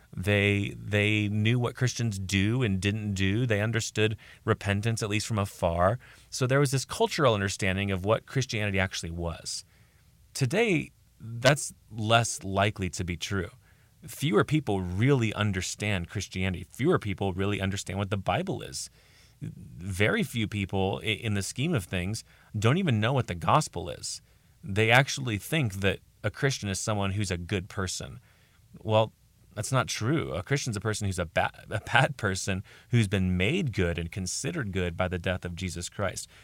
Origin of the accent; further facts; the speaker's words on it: United States; I'm speaking as an American here in America